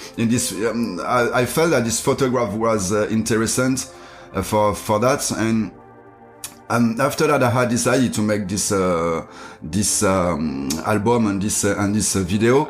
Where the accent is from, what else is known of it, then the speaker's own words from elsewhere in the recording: France; English is a second language; my my hometown like i'm i'm come from um, a little city in um, in countryside